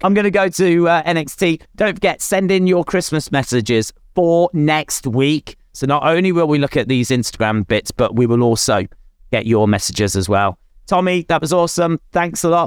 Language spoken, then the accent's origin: English; United Kingdom; I'm British